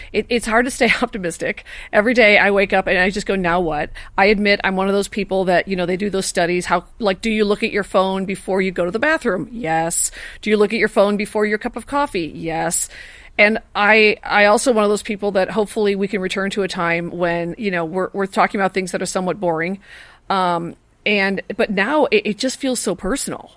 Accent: Chicago, Illinois, United States; now in Los Angeles, United States; I'm a Chicagoan

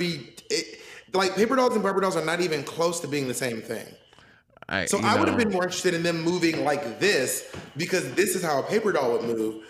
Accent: the South, United States; accent: Southern; I have a Southern accent

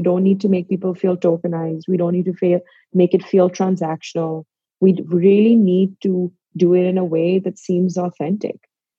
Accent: Pakistan; now in New York, United States; I am from Pakistan. I am a Muslim. I am a woman. I live in New York.

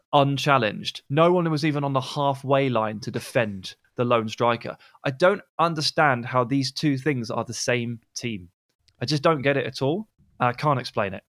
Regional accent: England, United Kingdom; as an English person

